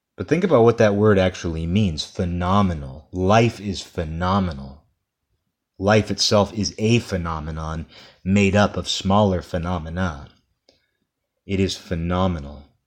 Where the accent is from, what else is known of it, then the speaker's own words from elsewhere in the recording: United States; I'm speaking as an American here